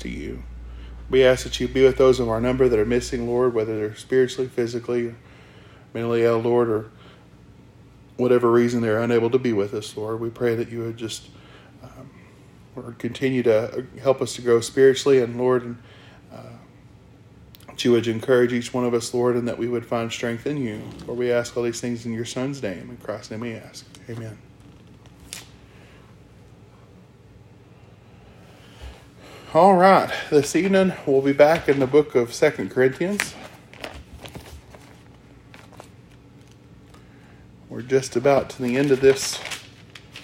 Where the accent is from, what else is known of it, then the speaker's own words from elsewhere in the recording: Arkansas, United States; I'm from Arkansas